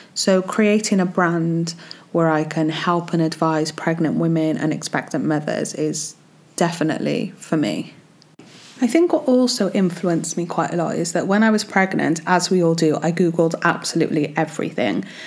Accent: Wales, United Kingdom; I'm from Wales

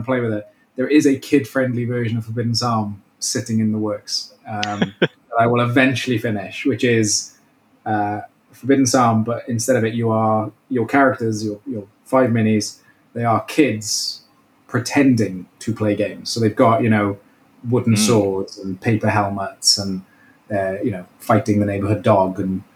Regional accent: Welsh, Wales, United Kingdom; So being Welsh

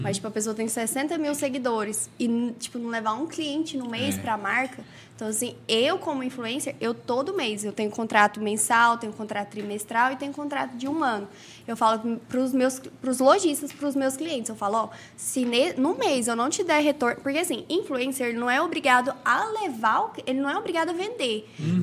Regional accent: Caldas Novas, Goiás, Brazil; also born or lived in Goiânia; Eu nasci em Goiânia, nasci em Goiânia, mas desde os meus sete anos eu moro aqui, então eu me considero Caldas Novense

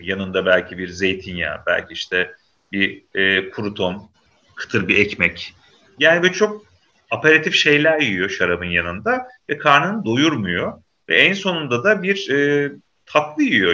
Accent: Samsun, Turkey; ben Samsun'da büyüdüm abi şey, e, ilkokul, ortaokul falan orada geçti.

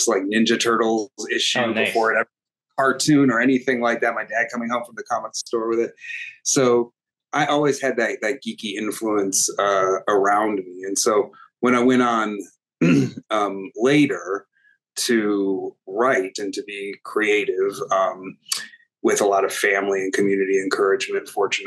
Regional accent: United States; also born or lived in New York; I was raised with a very strong sense of myself as Arab American, as Muslim American

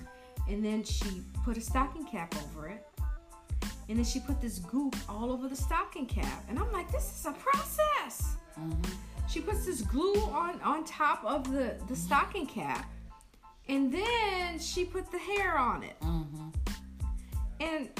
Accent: United States; us as black women, American black beautiful women.

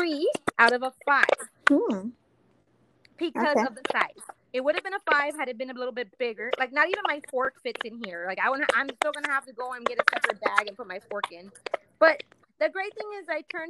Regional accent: Texas, United States; we're from Texas

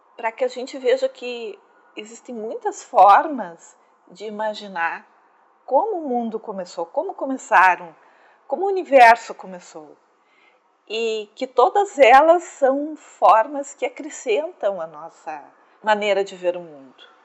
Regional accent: Brazil; Nós somos brasileiros

